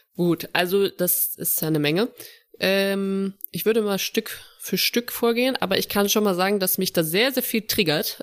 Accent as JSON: {"language": "German", "town": "Saarbrücken", "region": "Saarland", "country": "Germany", "tie": "born or raised there", "moved": "yes", "said": "ich bin in Saarbrücken auch groß geworden"}